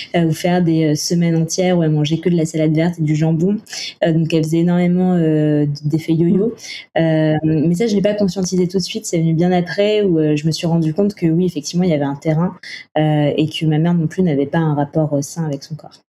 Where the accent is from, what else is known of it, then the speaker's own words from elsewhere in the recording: Toulouse, Occitania, France; now in Paris, France; je suis originaire de Toulouse et aujourd'hui, euh, je vis, euh, je vis à Paris.